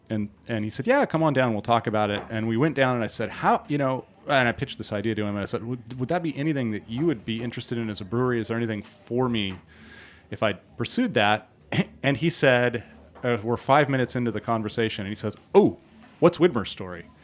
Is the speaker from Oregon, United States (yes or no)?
yes; Portland, Oregon, United States; my hometown uh, of Portland, Oregon